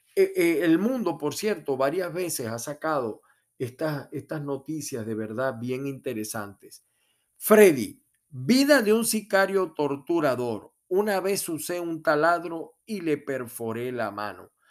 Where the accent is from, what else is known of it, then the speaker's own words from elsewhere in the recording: Venezuela; now in United States; en mi país, Venezuela